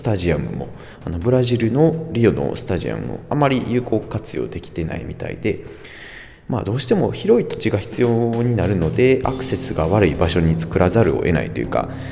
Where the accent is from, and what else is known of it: Kansai, Japan